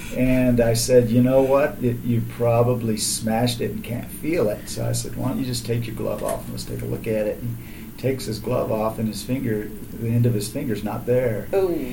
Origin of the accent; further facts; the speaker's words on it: Alvin, Texas, United States; I grew up in Alvin, Texas